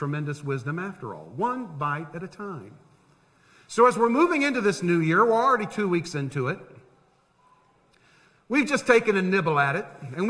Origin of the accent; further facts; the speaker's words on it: Tampa, Florida, United States; the house I grew up in Tampa. The only house I knew